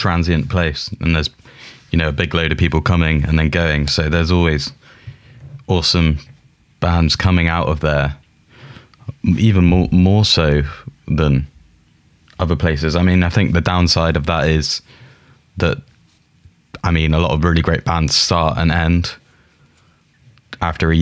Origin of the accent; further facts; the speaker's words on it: Plymouth, South West England, United Kingdom; now in Brighton, United Kingdom; I'm from Plymouth originally, which is 2 hours from Falmouth, which is just inside Devon